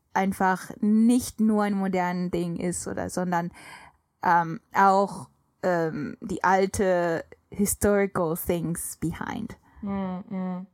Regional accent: Japan; German is a second language; als Japanerin

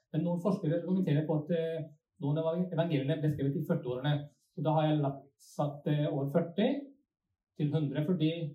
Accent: Sweden; accent: Svorsk; Norwegian is a second language; now in Norway; Jeg vokste opp i Sverige, så kanskje det blir litt sånn svorsk

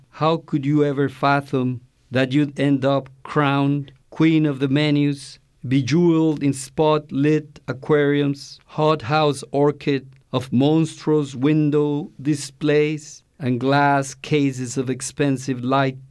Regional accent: Mexico; now in Oakland, United States; I am from Mexico.

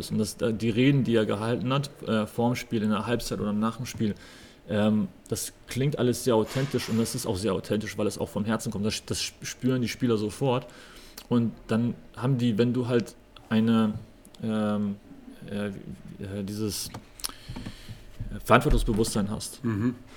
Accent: West Germany, Germany; also ich bin halt im Osten geboren, im Westen aufgewachsen, im Westen studiert und dann wieder in den Osten ähm, als Profi zu arbeiten

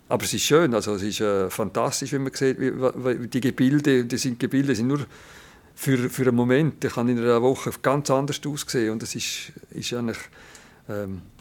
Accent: Landquart, Graubünden, Switzerland; Das ist Padre Gazzis Nachbardörfli und oben da ist der Pizol und ich bin gerade in Langquart aufgewachsen.

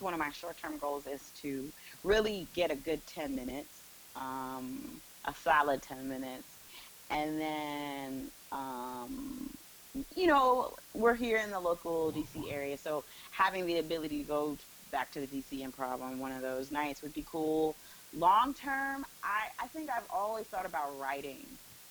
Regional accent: Evanston, Illinois, United States; I grew up outside of Chicago. {S0} Oh, okay. {S4} In Evanston, Illinois. So I'm a Midwest girl.

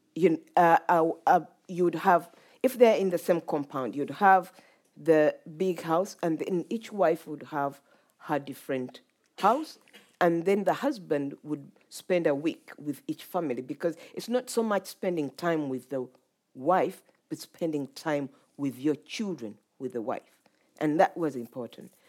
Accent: Uganda; moved away; when I was growing up in Uganda

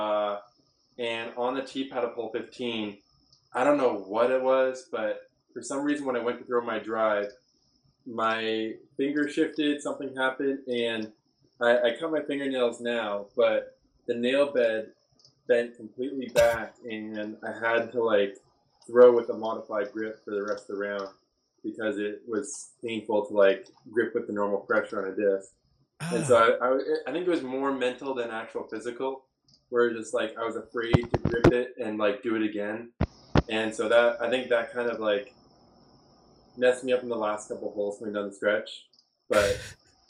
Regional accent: Toronto, Ontario, Canada; Toronto, which is my hometown.

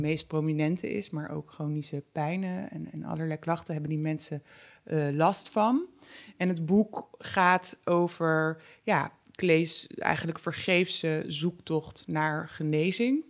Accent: North Brabant, Netherlands; bij ons in Brabant

